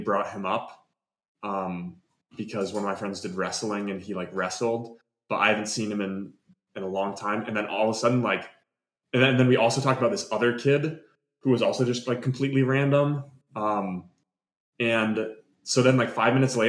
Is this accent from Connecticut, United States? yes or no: yes; West Hartford, Connecticut, United States; we're both from West Hartford